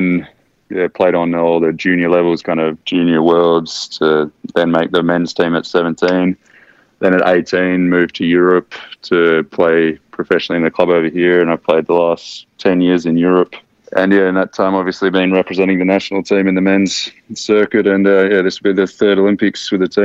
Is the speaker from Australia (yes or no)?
yes; Australia; being Australian